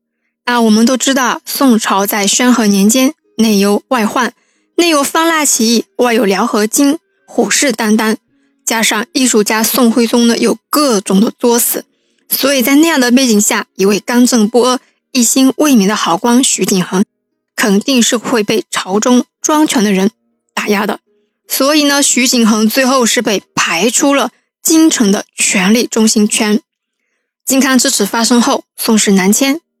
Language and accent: Chinese; Wenzhou, Zhejiang, China; 这九位小哥哥啊，全是我们温州人